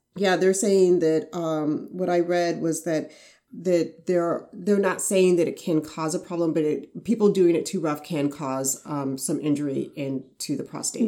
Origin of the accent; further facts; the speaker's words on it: Arizona, United States; I'm from Arizona